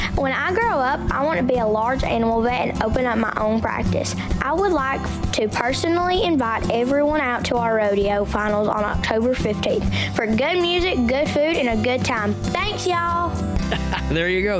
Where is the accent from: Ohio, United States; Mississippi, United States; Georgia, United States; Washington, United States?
Georgia, United States; Chatsworth; I'm 16 years old and I'm from Chatsworth, Georgia.